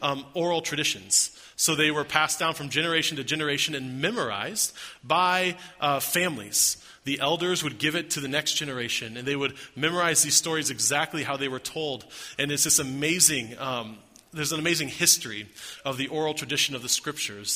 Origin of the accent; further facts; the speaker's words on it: Lawrence, Kansas, United States; I grew up outside of Kansas City in a town called Lawrence